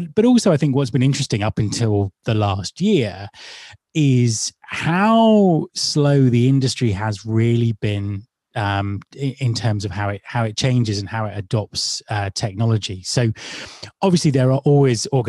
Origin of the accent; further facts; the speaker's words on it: United Kingdom; Being British